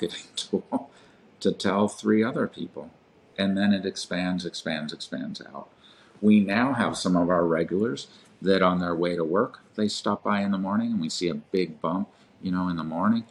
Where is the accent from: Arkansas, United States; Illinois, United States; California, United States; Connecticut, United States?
California, United States; Manhattan Beach; Manhattan Beach, which is my hometown